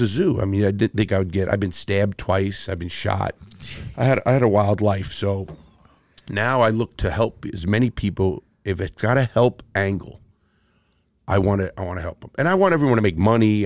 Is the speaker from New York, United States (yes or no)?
yes; New York City, New York, United States; I grew up in, in the Bronx and Brooklyn, two very tough places